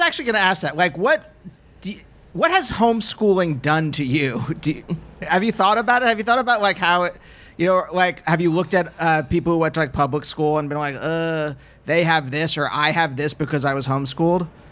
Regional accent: Pennsylvania, United States; moved away; I'm from Pennsylvania.

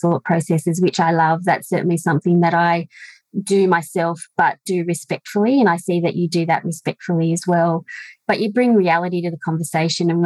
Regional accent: Orange, New South Wales, Australia; now in Molong, Australia; I'm a rural woman born and raised in Orange in the rolling hills of the Central West, now living in Molong

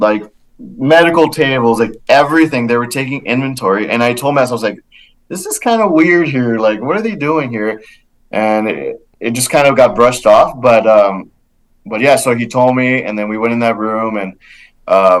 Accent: Laredo, Texas, United States; moved away as an adult; my hometown of Laredo

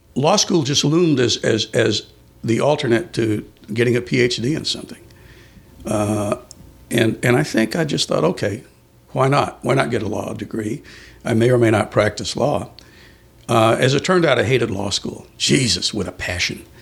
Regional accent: San Antonio, Texas, United States; also born or lived in Colchester, Essex, England; In San Antonio. That's where we grew up.

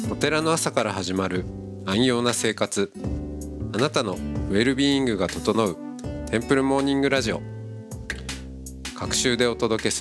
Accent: Tokyo, Japan; also born or lived in Kyoto; 野沢で生まれ育ちました。うん。世田谷生まれ、世田谷育ち。

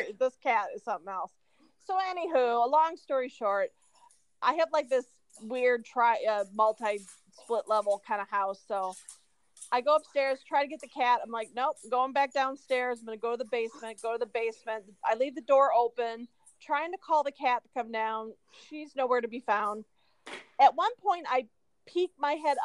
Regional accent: Iowa, United States; moved away; I'm from Iowa

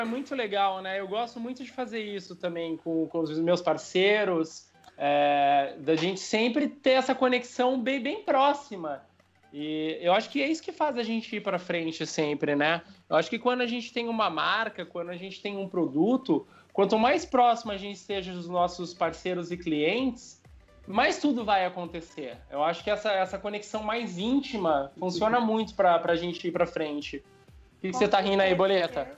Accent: São Paulo, Brazil; moved away as an adult; now in Curitiba, Brazil; eu sou de São Paulo, eu sou de São Paulo.

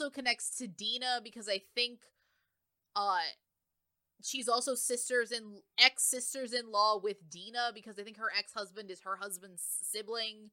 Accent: New Jersey, United States; accent: Jersey; my Jersey accent has come out

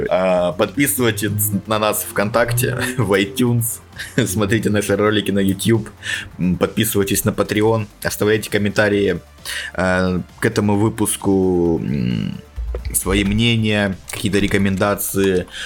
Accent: Maykop, Adygea, Russia; И я, алкоголик из Майкопа

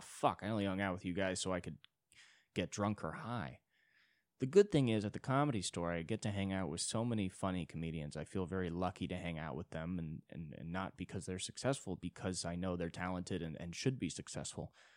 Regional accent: United States; I'm an American

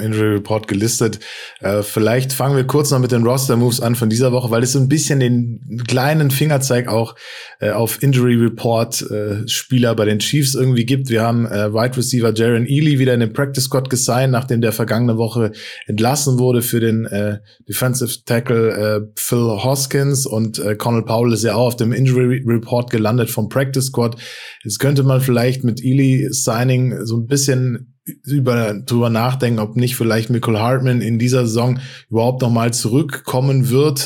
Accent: Frankfurt, Hesse, Germany; also born or lived in Stuttgart region; now in Stuttgart, Germany; als gebürtiger Frankfurter wäre es natürlich äh, krass und äh, Wahnsinn, aber ich bin ja jetzt äh, in der Region Stuttgart beheimatet

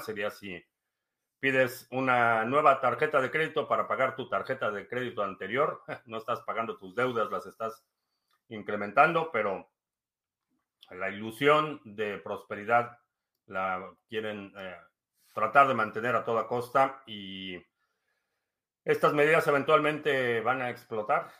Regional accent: Mexico; now in United States; nací en México, eh, vivo en Estados Unidos

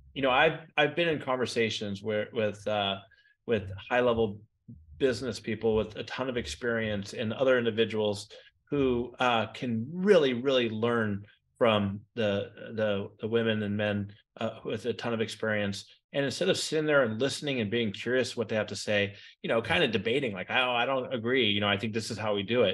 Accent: San Francisco Bay Area, California, United States; I grew up in the San Francisco Bay Area

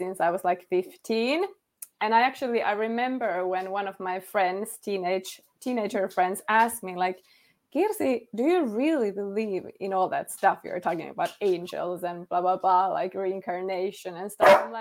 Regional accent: Finland; first language Finnish; English is a second language; All of my life. I am from Finland.

